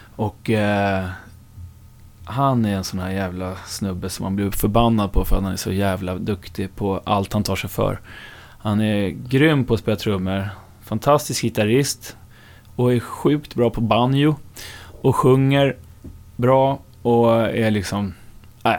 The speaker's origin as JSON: {"language": "Swedish", "town": "Upplands Väsby", "region": "Stockholm County", "country": "Sweden", "said": "om man ska vara helt noggrann så är jag väl från Upplands Väsby. Ja. Men det hör ju ändå till Storstockholm"}